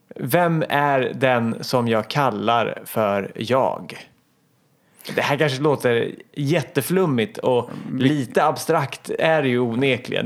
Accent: Hallsberg, Örebro County, Sweden; jag är åtta år, jag kommer från Hallsberg

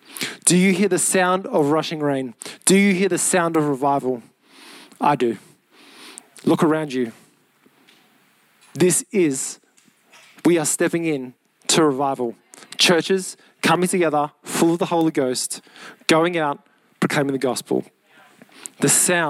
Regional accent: Mount Druitt, New South Wales, Australia; Mount Druitt, 2770. Come on. That's my hometown.

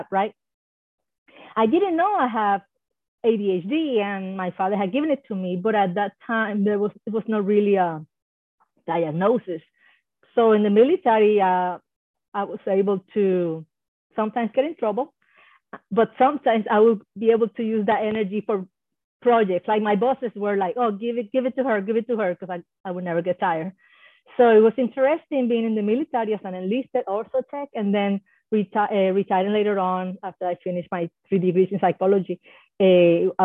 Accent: Puerto Rico; first language Spanish; English is a second language; now in Hawaii, United States; I was born in Puerto Rico. Hopefully some of you know that that's an island in the Caribbean, a U.S. island. And, you know, so my first language was Spanish for the longest

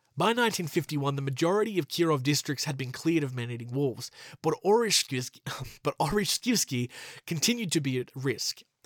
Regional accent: Australia; my home country of Australia

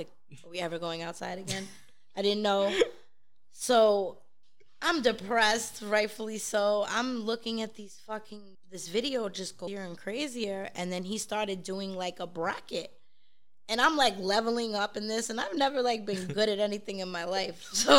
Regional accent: New York City, New York, United States; accent: South Brooklyn; being from Brooklyn

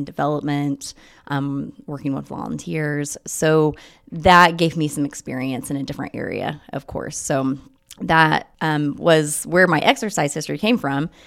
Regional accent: Muncie, Indiana, United States; I'm from Muncie. I went to high school at Wapahani.

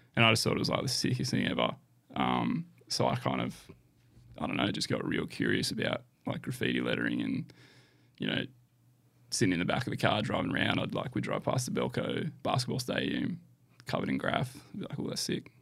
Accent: Canberra, Australian Capital Territory, Australia; moved away as an adult; now in Gold Coast, Australia; back in my hometown. So it's been really nice to get back to Canberra.

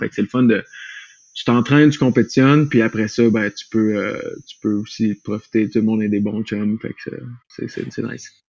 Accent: Quebec City, Quebec, Canada; moved away as an adult; now in Colorado, United States; je viens de Québec

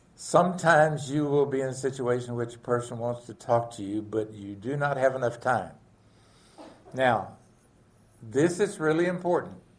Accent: the South, United States; I grew up in the South with wonderful parents, dad and mom

